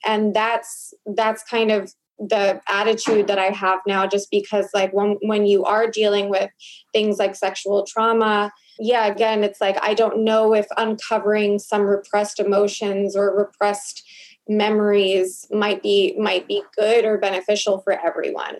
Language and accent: English; Long Island, New York, United States; I grew up in Long Island